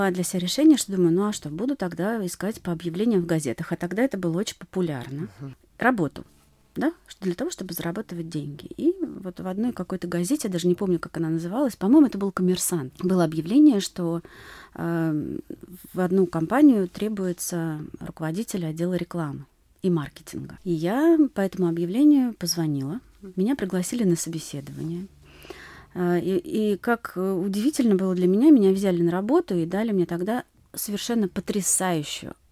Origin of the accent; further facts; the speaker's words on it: Saint Petersburg, Russia; я сама родилась и выросла в Петербурге, в прекрасном городе.